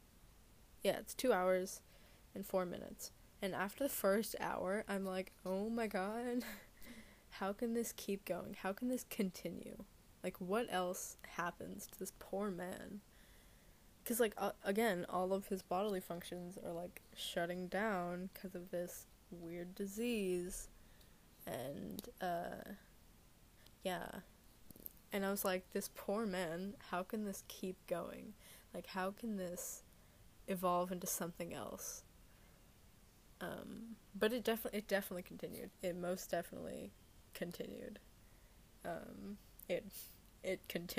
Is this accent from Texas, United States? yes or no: no; Southern California, United States; accent: California English; I'm from California. I'm from Southern California. I am Southern Californian